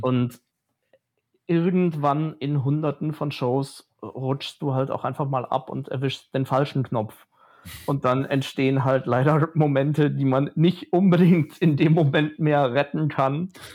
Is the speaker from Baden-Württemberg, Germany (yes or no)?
no; near Phantasialand, North Rhine-Westphalia, Germany; ich bin ganz in der Nähe vom Phantasialand aufgewachsen.